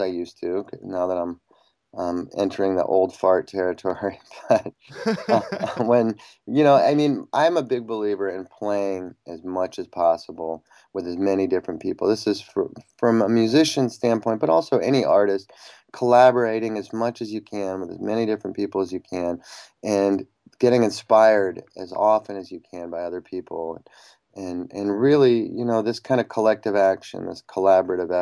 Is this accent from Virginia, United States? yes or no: no; Iowa City, Iowa, United States; when I was a kid growing up in Iowa City